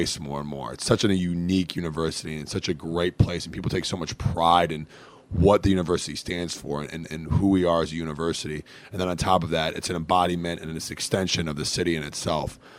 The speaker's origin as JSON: {"language": "English", "area": "Metro Detroit", "region": "Michigan", "country": "United States", "moved": "as an adult", "lives_now": "Cincinnati, United States", "said": "I'm originally from Metro Detroit, about 25 minutes outside of the city, west of the city of Detroit"}